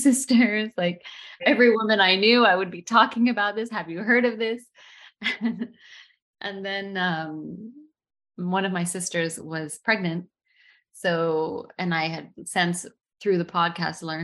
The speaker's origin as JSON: {"language": "English", "country": "United States", "moved": "as an adult", "lives_now": "Dubai, United Arab Emirates", "said": "I'm American, first generation American"}